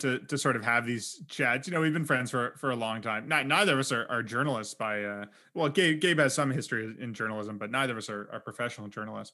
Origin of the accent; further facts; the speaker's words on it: Canada; we're both Canadian